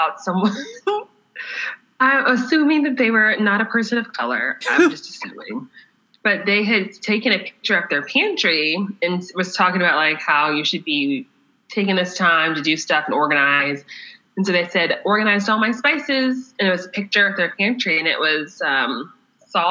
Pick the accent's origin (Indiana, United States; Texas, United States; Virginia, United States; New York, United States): Texas, United States; Austin; now in Dallas, United States; I had been in my hometown of Austin, Texas, for almost 2 weeks